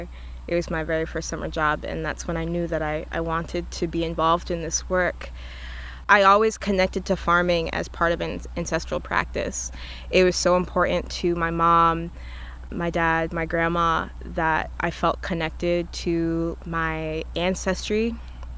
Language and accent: English; the North, United States; growing up in the North